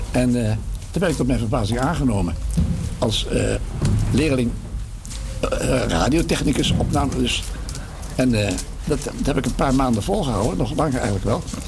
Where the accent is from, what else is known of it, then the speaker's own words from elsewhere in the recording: 's-Hertogenbosch, North Brabant, Netherlands; now in Laren, Netherlands; In Den Bosch, waar ik geboren ben